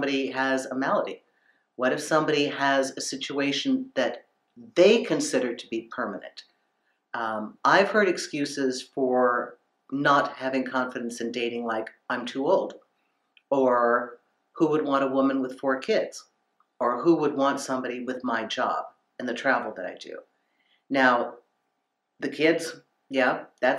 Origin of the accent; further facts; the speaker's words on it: United States; Growing up in America